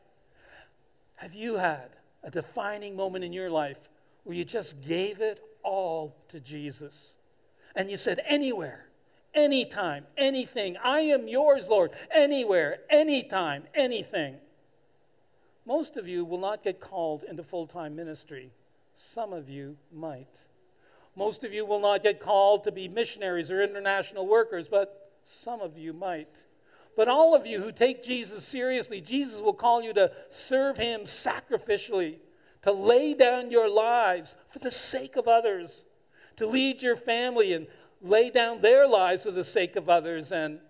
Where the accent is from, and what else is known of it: Canada